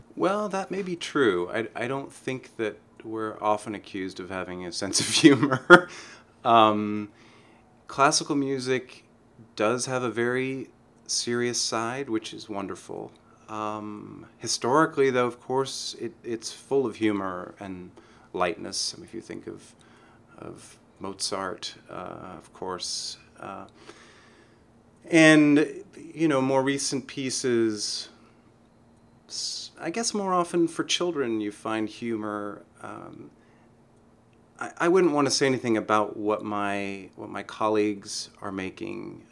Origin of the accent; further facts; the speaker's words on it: San Francisco, California, United States; born or raised there